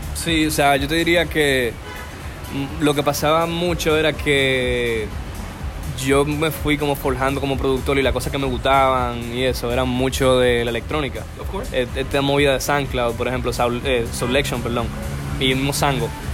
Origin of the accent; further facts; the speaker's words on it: Dominican Republic; como dominicano